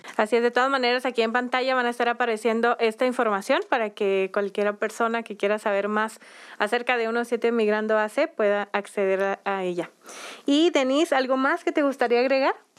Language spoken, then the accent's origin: Spanish; Mexico; somos mexicanas